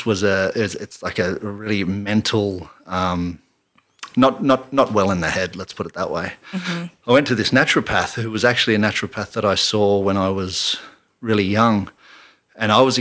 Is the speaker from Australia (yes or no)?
yes; Canberra, Australian Capital Territory, Australia; I grew up in Canberra